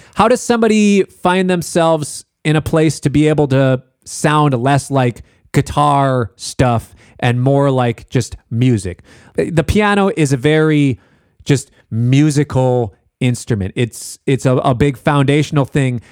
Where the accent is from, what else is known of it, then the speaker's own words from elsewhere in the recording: Minneapolis, Minnesota, United States; I'm from Minneapolis.